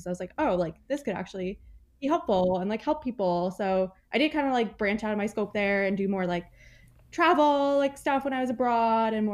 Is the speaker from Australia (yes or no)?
no; New Jersey, United States; now in Massachusetts, United States; I live in Massachusetts. I have a cat. I'm from New Jersey originally